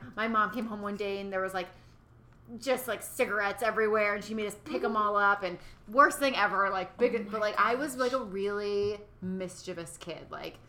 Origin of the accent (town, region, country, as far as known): western Massachusetts, United States; born or raised there; moved away as an adult; now in California, United States